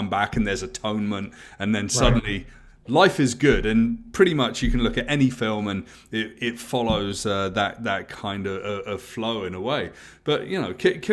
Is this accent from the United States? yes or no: no; near Stonehenge, South West England, United Kingdom; I grew up in England where there's lots of things like that. You know, I grew up very close to Stonehenge